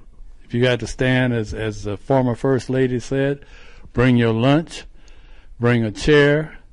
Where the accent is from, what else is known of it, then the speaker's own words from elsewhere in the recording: Chicago, Illinois, United States; moved away; here once again in Chicago, my hometown, where I was born and raised.